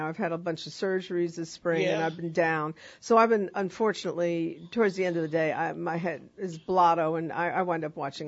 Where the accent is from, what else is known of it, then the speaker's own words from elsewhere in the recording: New York, United States; moved away as an adult; now in New Orleans, United States; I'm from New York.